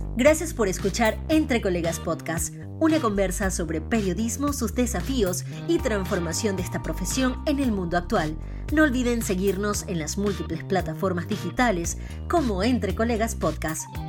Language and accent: Spanish; Venezuela; todos somos venezolanos